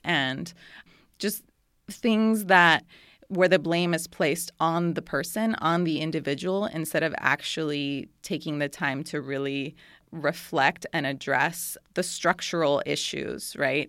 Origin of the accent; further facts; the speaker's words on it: Costa Rica; I was born and raised in Monterrey de Costa Rica, which is a small town on the top of a mountain in, in Costa Rica.